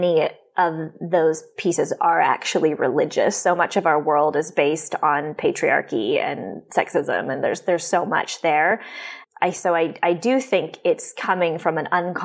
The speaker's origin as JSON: {"language": "English", "country": "Canada", "moved": "as an adult", "lives_now": "United States", "said": "I'm Canadian, but I've been living in the U.S. for about 3 years."}